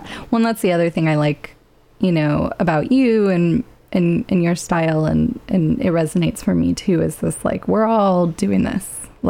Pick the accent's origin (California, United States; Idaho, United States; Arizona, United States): California, United States; Petaluma; moved away; my hometown, to Petaluma